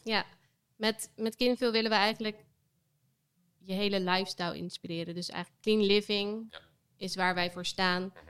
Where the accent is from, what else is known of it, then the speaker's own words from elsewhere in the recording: Vlaardingen, South Holland, Netherlands; also born or lived in Amsterdam; now in Rotterdam, Netherlands; Ik ben geboren in Vlaardingen. Mhm. Dus dat ligt net, net naast Rotterdam. Ehm, en ik woon hier nu ook al weer tien jaar